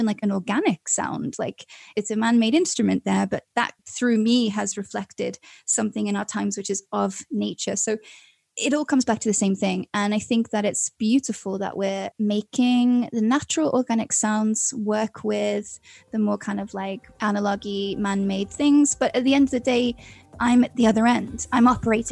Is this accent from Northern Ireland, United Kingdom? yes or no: no; Wales, United Kingdom; moved away as an adult; now in London, United Kingdom; I come from Wales and we've got these big mountains and like epic scenery